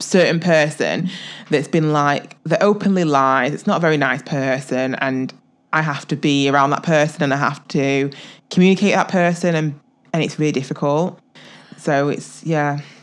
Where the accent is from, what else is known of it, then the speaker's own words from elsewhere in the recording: England, United Kingdom; I'm, I'm from England